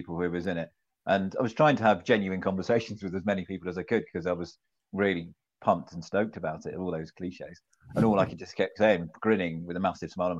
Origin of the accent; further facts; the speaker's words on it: North Devon, South West England, United Kingdom; I'm from North Devon